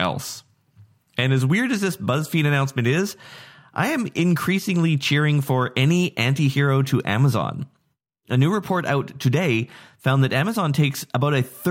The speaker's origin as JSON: {"language": "English", "town": "Nanaimo", "region": "British Columbia", "country": "Canada", "tie": "born or raised there", "said": "my hometown of Nanaimo, Canada"}